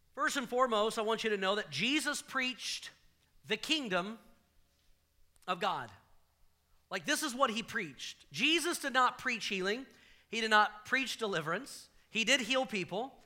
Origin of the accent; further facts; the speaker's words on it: the South, United States; I grew up in the South